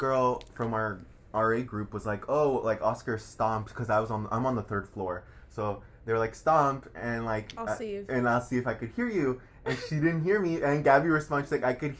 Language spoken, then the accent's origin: English; Bay Area, California, United States; moved away as an adult; I'm originally from the Bay Area. I'm a first-gen student as well.